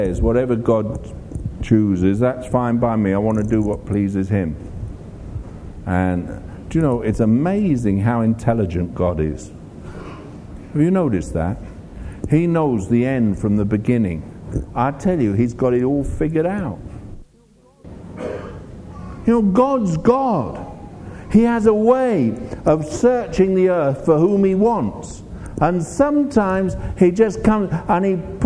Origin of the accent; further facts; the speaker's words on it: England, United Kingdom; I'm from England.